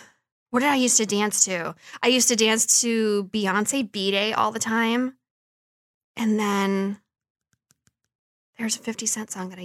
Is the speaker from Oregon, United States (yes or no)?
no; Detroit, Michigan, United States; I'm from Detroit